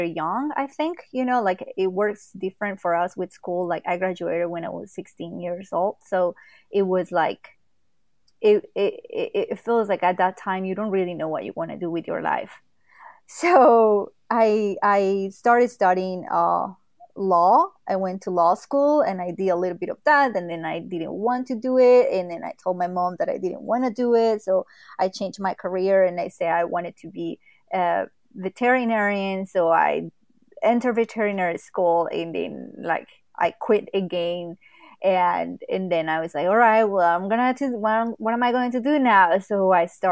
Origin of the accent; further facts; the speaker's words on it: Quimbaya, Quindío, Colombia; English is a second language; moved away as an adult; now in Los Angeles, United States; I just moved to LA 5 years ago, but I grew up and I was raised in Colombia in a very, very small town that is called Quimbaya.